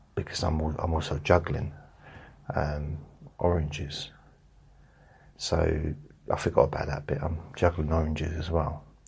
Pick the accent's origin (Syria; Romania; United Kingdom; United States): United Kingdom; England; I'm from England.